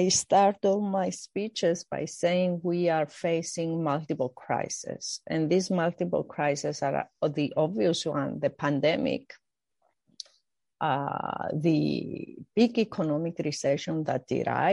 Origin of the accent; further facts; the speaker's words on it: Cyprus; I grew up in Cyprus